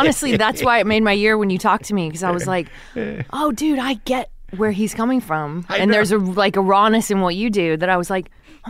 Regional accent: Texas City, Texas, United States; moved away; I grew up in Texas City.

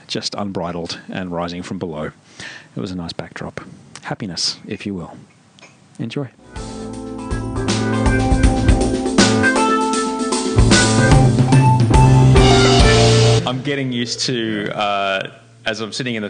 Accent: Australia; I grew up in Australia. I went to school Australia, in Australia.

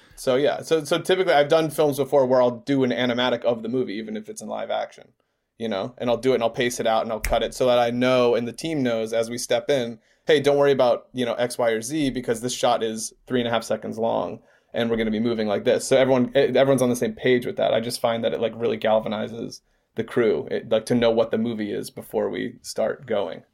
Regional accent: Georgia, United States; moved away as an adult; now in Los Angeles, United States; We are from Georgia. We grew up in Georgia.

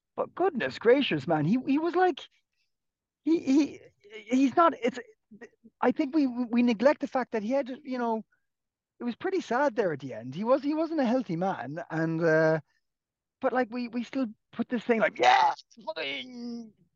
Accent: Clonakilty, Munster, Ireland; now in Dublin, Ireland; You've come down to my, my hometown a few times, uh, Clonakilty

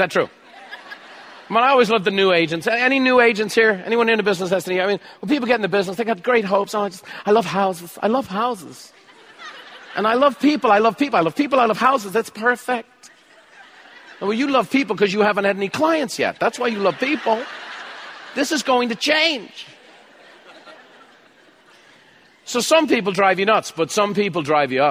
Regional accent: Ireland; I'm Irish

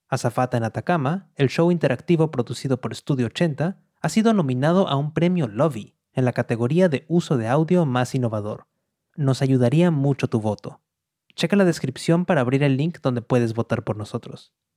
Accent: Monterrey, Nuevo León, Mexico; now in New York, United States; Nací en Monterrey, al noreste de México, y hace varios años que me fui para Nueva York

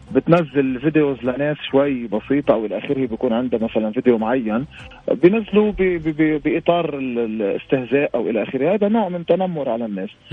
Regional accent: Lebanon; عندنا بلبنان

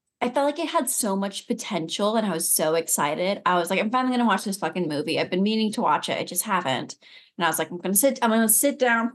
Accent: California, United States; now in Montana, United States; I am from California

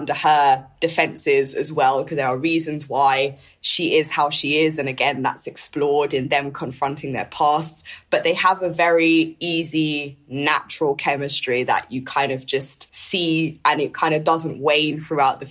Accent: London, United Kingdom; growing up in North London

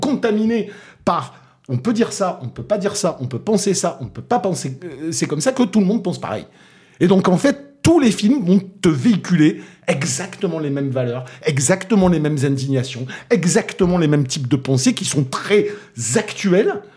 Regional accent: Toulouse, Occitania, France; accent: Toulousain; mon accent toulousain

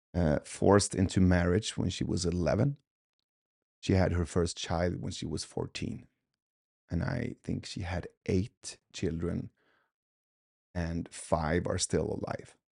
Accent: Sweden; also born or lived in Iran; I was born in Iran, but but we left when I was two. So um, in 1985, when we came to Sweden, from there on, I had like these two parallel cultures

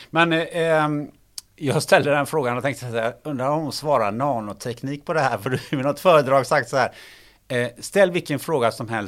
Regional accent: Gothenburg, Västra Götaland, Sweden; Men jag är ju från Göteborg

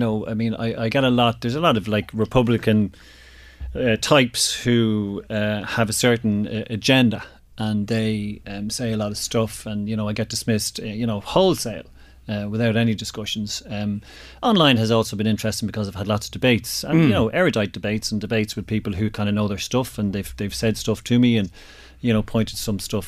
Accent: Ireland; also born or lived in Drogheda; I'm very proud of being Irish.

